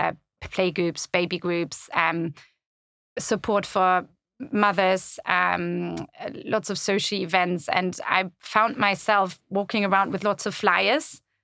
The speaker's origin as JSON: {"language": "English", "country": "Germany", "tie": "born or raised there", "also_born_or_lived": "Italy / Netherlands / France / Caribbean", "moved": "as an adult", "lives_now": "London, United Kingdom", "said": "I was born and raised in Germany, but then lived all over the place"}